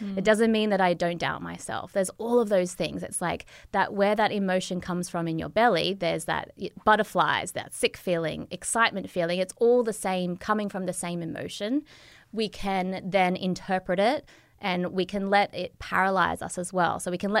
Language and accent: English; Australia; moved away; hi, Lauren, I'm an Australian.